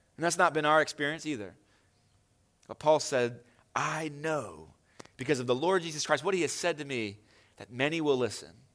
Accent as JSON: {"language": "English", "town": "Hagerstown", "region": "Maryland", "country": "United States", "said": "I doubt any of you are more proud to be from Hagerstown than me"}